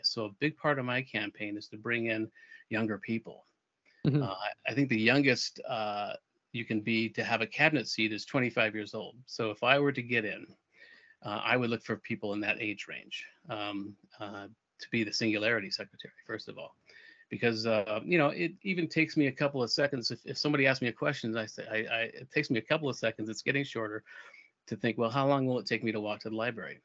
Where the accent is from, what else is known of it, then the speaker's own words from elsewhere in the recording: Albuquerque, New Mexico, United States; moved away as an adult; also born or lived in Europe; my hometown in Albuquerque